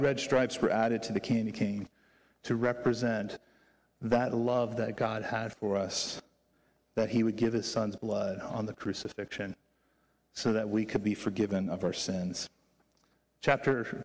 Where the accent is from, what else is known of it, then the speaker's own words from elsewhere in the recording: Virginia, United States; moved away; I grew up in Virginia